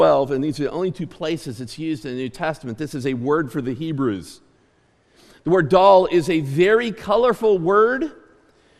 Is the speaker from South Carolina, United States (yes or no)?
no; Clymer, Pennsylvania, United States; I grew up 3 miles outside of Clymer in the country